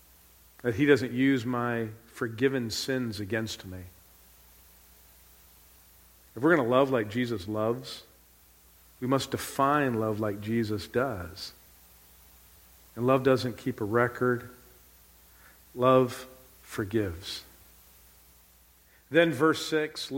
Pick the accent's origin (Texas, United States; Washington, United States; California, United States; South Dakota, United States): California, United States; Southern; moved away; I grew up in Southern California